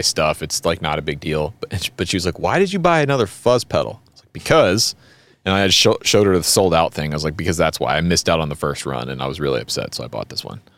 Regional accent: the American South, United States; we're Americans from the South

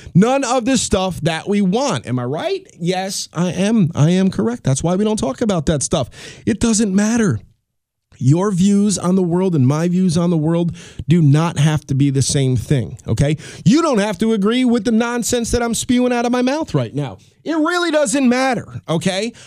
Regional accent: New York, United States; I'm a New Yorker

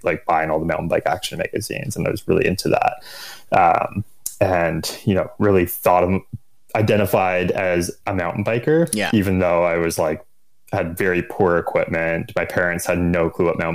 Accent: Orillia, Ontario, Canada; moved away as an adult; also born or lived in Ottawa, Canada / British Columbia, Canada; now in Squamish, Canada; I grew up in Orillia, Ontario, which is like 150 kilometers north of Toronto.

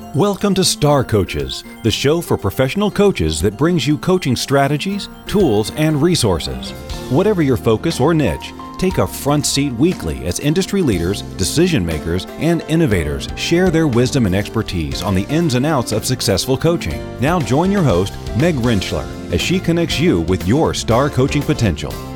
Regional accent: Michigan, United States; we were both born and raised in Michigan

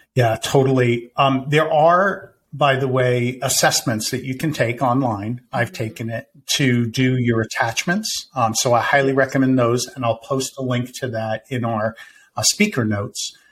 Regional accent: Winter Park, Florida, United States; born or raised there

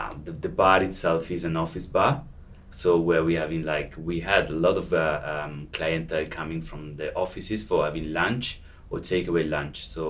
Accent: Verona, Veneto, Italy; English is a second language; moved away as an adult; now in London, United Kingdom; I grew up in Verona, where I come from originally

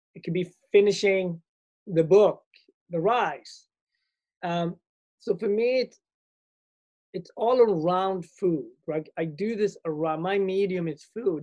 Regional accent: Sweden; moved away; also born or lived in Ethiopia / Asia / Europe / America; I grew up in Sweden.

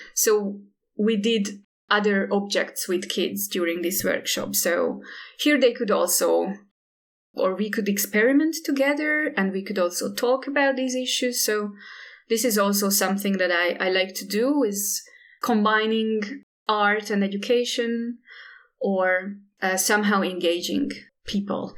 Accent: Hungary; also born or lived in Indonesia; I'm based in Budapest and, and I'm from Hungary

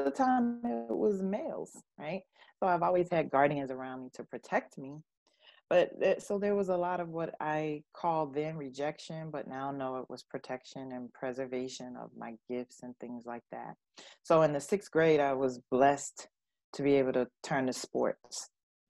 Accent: Florida, United States; I grew up in Florida

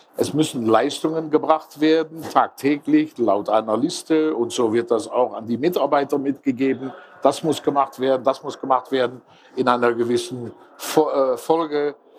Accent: Netherlands; Ich bin Holländer, Niederländer

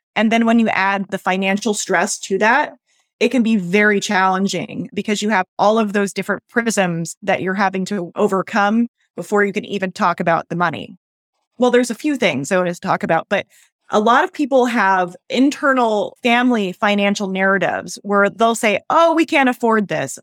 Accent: United States; as American women

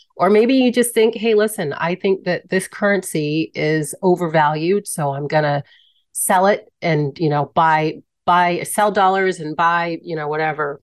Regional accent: Hampton, Virginia, United States; moved away as an adult; now in Mexico; growing up in the Hampton Roads

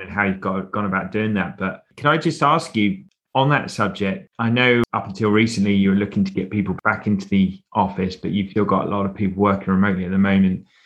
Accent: United Kingdom; being British

